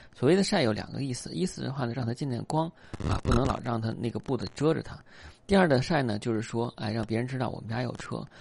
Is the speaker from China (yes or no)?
yes; China; 我们中国人